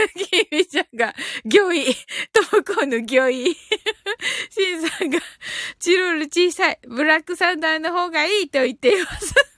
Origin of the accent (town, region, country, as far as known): Kyushu, Japan